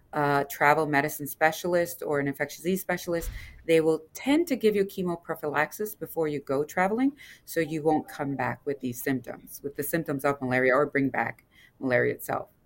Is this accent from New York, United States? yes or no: no; Louisiana, United States; moved away; I come from Louisiana, L S U